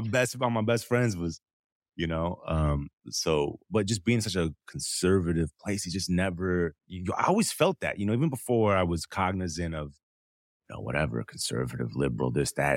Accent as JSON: {"language": "English", "region": "Southern California", "country": "United States", "tie": "born or raised there", "also_born_or_lived": "Detroit, Michigan", "said": "I grew up in Southern California between LA County and Orange County."}